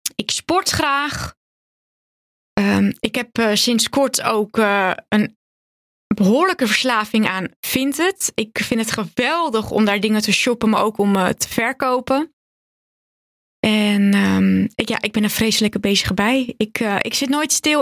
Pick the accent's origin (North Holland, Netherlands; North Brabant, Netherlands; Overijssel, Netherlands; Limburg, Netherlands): North Holland, Netherlands; Purmerend; also born or lived in Zaanstad; ik ben geboren in de jaren 90 in Zaanstad. Ik ben daar opgegroeid tot mijn achtste. Toen gingen mijn ouders scheiden en toen gingen ze eigenlijk beide naar Purmerend verhuizen. Toen ehm, ben ik daar ook naar school gegaan en ben ik eigenlijk volledig opgegroeid in Purmerend